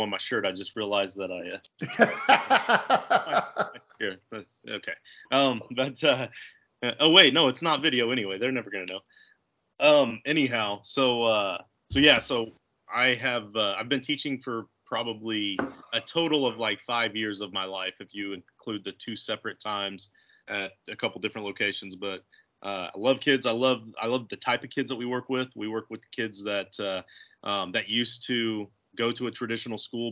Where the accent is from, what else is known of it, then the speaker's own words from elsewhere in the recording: Indiana, United States; I'm from Indiana, a small town in East Central Indiana, and small town boy